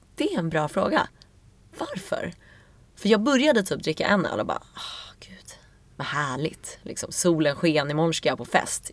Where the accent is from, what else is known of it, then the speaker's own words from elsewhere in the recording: Stockholm, Stockholm County, Sweden; also born or lived in New York; Jag är uppvuxen i Vasastan